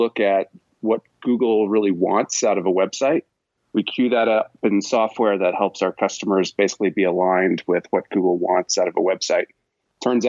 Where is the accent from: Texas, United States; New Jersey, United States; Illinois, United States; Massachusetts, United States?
Massachusetts, United States; Boston; now in Park City, United States; I'm originally from the Boston area, but yeah. Now I reside in the mountain town of Park City, Utah